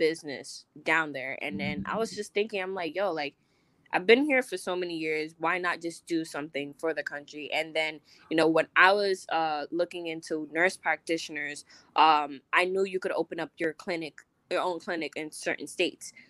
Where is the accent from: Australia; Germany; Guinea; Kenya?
Guinea; moved away; also born or lived in Miami / New York; my country, like, I'm from Guinea